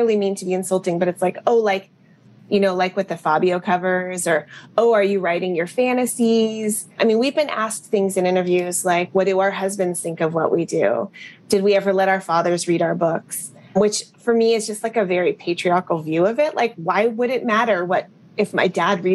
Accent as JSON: {"language": "English", "town": "Berkeley", "region": "California", "country": "United States", "tie": "born or raised there", "said": "I grew up in Berkeley, and they were UC Berkeley alums"}